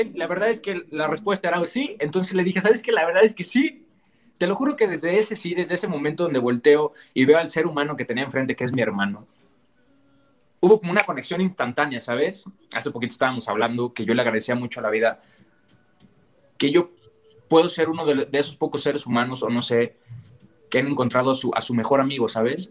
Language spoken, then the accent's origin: Spanish; Mexico; yo soy mexicano, más mexicano que nopal